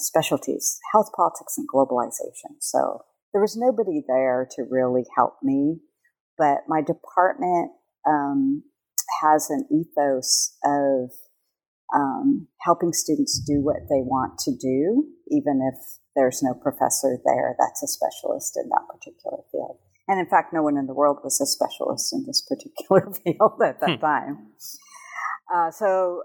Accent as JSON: {"language": "English", "region": "California", "country": "United States", "tie": "born or raised there", "moved": "as an adult", "lives_now": "Hawaii, United States", "said": "I'm Hawaiian and born in Hawaii, but raised in California"}